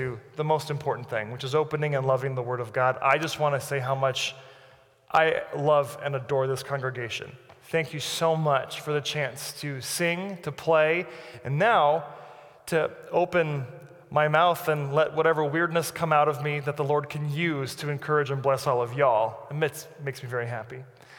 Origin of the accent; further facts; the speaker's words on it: Brazil; born there; I'm 33, and I've moved 30 times in my life. I was born in Brazil, as you know.